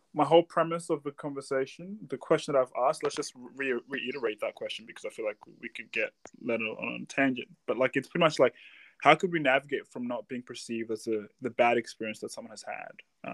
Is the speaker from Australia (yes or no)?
yes; Australia; Like, for example, you growing up in Australia or us growing up in Australia, have you experienced that as a young child?